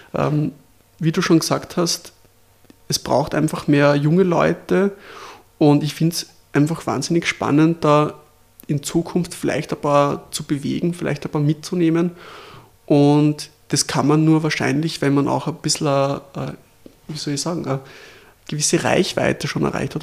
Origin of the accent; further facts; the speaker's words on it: Lower Austria, Austria; als Niederösterreicher